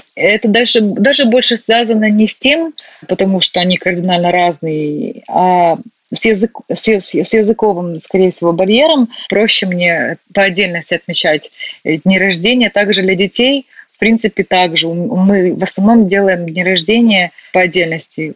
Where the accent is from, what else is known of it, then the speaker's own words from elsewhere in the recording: Ukraine; moved away as an adult; also born or lived in Northern Ireland; now in Belfast, United Kingdom; Мне просто комфортно было в какой-то момент жить в Украине, и в какой-то момент приехала сюда